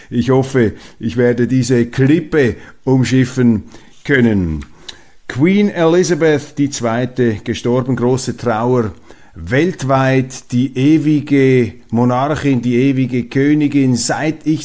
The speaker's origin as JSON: {"language": "German", "country": "Switzerland", "said": "Und daraus lernen wir als Schweizer, dass eben die Neutralität am richtigen Ort eingesetzt"}